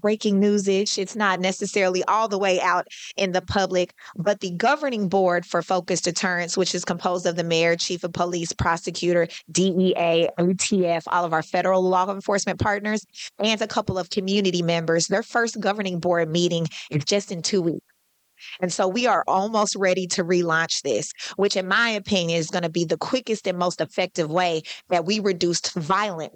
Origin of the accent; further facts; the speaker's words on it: Kansas City, Missouri, United States; I was raised in Oak Park and I still live there